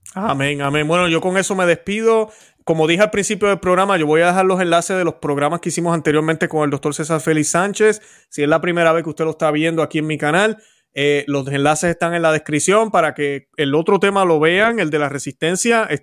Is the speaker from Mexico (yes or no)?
no; Puerto Rico; yo que soy puertorriqueño, conozco la situación